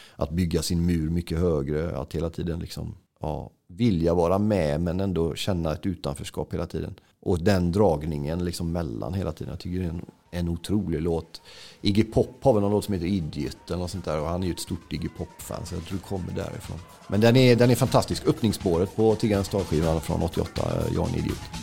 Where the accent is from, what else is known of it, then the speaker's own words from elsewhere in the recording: Gothenburg, Västra Götaland, Sweden; när jag var 14 så var gideoniterna i vår skola i Buråsskolan i Johanneberg